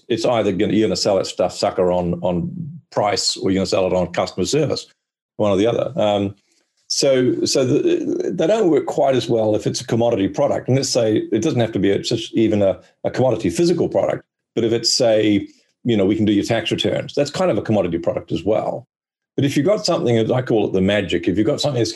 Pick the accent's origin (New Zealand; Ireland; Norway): New Zealand; now in Australia; I live in Australia, but I'm actually a New Zealander.